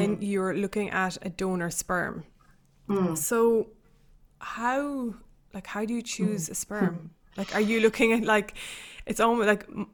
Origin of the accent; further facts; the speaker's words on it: Kerry, Munster, Ireland; I'm from Kerry